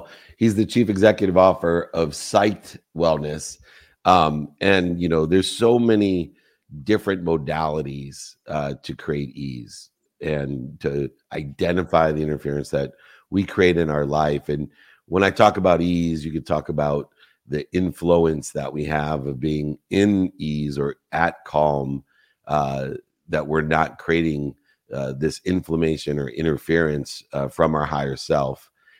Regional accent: Cabo San Lucas, Baja California Sur, Mexico; Amanita muscaria. I'm from Cabo. I should have got that, darn it.

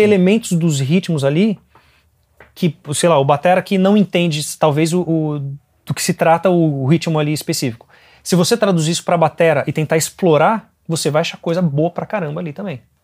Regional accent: Brazil; eu sou brasileiro

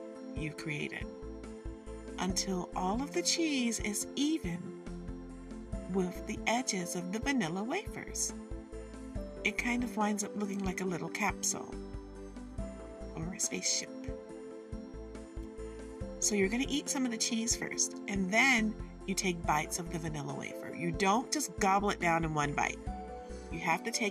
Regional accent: Michigan, United States; we're from Michigan

